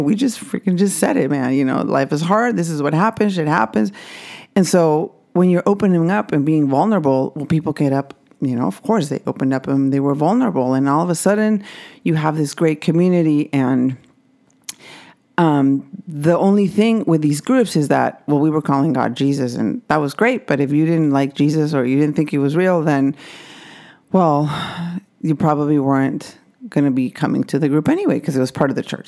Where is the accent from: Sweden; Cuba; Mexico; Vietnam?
Mexico; I grew up Catholic in Mexico